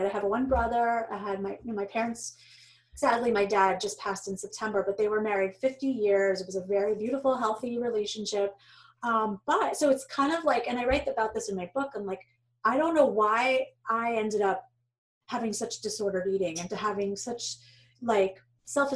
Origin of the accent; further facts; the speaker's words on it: New York, United States; moved away as an adult; now in Boston, United States; I was born in New York